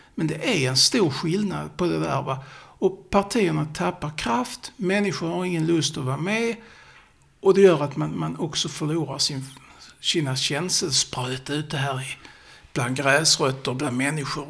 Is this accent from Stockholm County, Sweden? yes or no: no; Sjöbo, Skåne, Sweden; accent: Scanian (skånska); jag pratar ju skånska så jag har mina rötter i Sjöbo